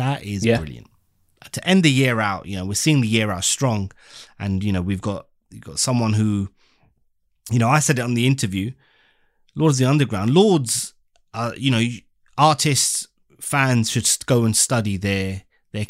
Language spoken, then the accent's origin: English; London, United Kingdom; we're from the UK, London